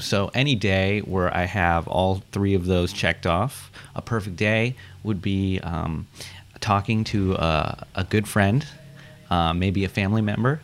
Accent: Washington, District of Columbia, United States; moved away as an adult; also born or lived in Oakland, California; they moved to Washington, D.C., where I was raised. I lived in Washington, D.C. until I went to college

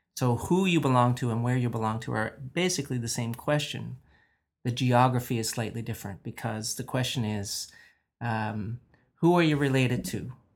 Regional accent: Newfoundland and Labrador, Canada; also born or lived in Buchans; Born and raised in Newfoundland, in mining towns here at, in, on the island and in Labrador.

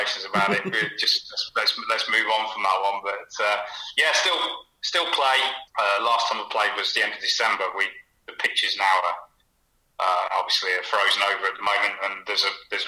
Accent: Hinckley, East Midlands, United Kingdom; moved away; also born or lived in Huntingdon / Bournemouth / Riga, Latvia; I was born in Huntingdon, family moved to Hinckley when I was about 5 or 6, so I've always, you know, I sort of see that as... spiritual home

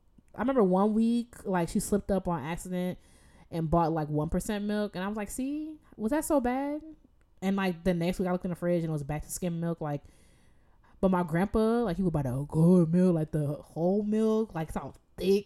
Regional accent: Jamaica; Because I'm like Jamaican. Like, I've watched my aunt slaughter chickens, her own chickens.

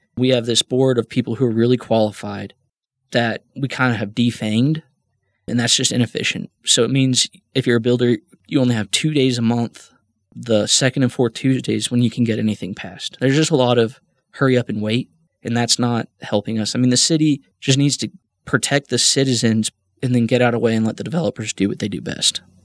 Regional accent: Midland, Texas, United States; also born or lived in Loveland / North Carolina; I was raised here in Midland. I wasn't born here. I was born in Loveland.

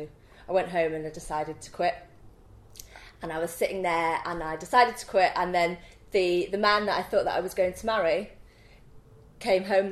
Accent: Leeds, Yorkshire and the Humber, United Kingdom; accent: Leeds accent, Yorkshire twang; moved away as an adult; A fantastic Leeds accent. And, you know, my Yorkshire twang

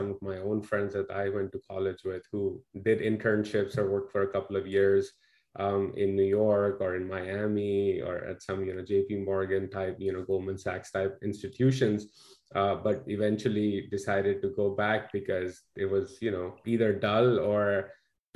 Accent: Pakistan; as a Pakistani

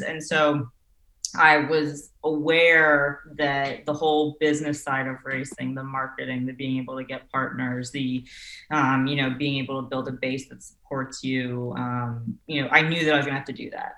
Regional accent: New York City, New York, United States; I grew up on the Upper West Side, so okay. it was about half a block from Central Park, um, and like walked to school and everything. So yeah, yeah. like in New York City.

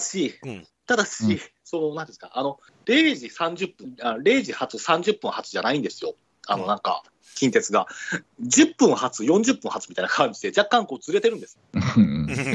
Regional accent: Kansai, Japan; 私も関西だったんですよ。

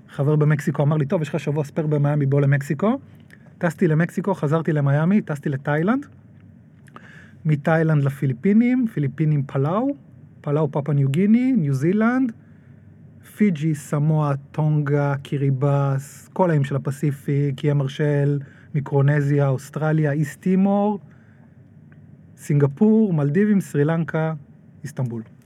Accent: Nahariya, Northern District, Israel; גדלתי בנהריה

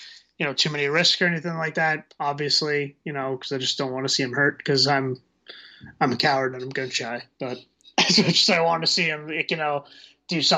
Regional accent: New Jersey, United States; I am Irish, and I am from the great state of New Jersey

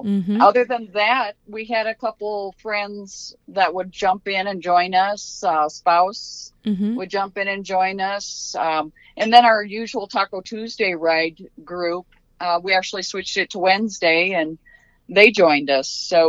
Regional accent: Waverly, Iowa, United States; I'm from Northeast Iowa, a small town called Waverly, Iowa.

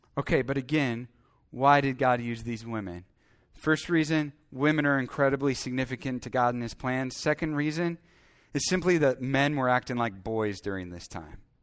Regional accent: Iowa, United States; I grew up in Iowa

